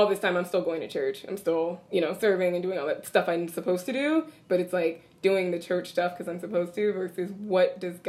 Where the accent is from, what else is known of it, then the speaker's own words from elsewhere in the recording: Southern California, United States; moved away as an adult; also born or lived in New York City; Born and raised in Southern California, moved to New York City as soon as I finished college